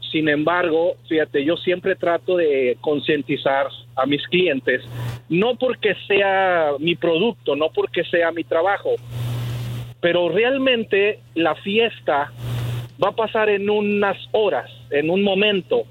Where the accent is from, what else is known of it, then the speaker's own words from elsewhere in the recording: San Luis Potosí, Mexico; moved away; also born or lived in Matamoros, Tamaulipas / Ciudad Victoria, Tamaulipas; soy de San Luis Potosí, pero me casé con una dama tamaulipeca.